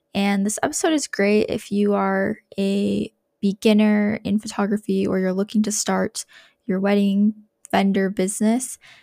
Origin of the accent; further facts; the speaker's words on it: Coeur d'Alene, Idaho, United States; now in Utah, United States; I'm originally from Coeur d'Alene, Idaho, but I've been in Utah for a couple years now.